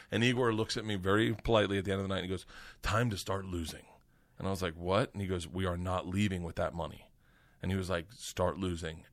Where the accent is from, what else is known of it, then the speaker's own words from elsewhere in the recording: Florida, United States; I grew up in Florida